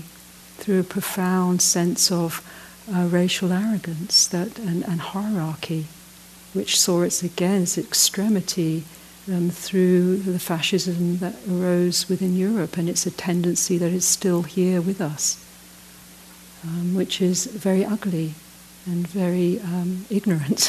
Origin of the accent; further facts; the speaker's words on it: United Kingdom; moved away as an adult; also born or lived in Ireland; now in South Africa; I'm from Britain